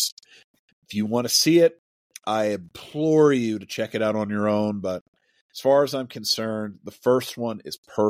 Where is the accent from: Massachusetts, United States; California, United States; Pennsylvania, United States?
Pennsylvania, United States; filmed in my hometown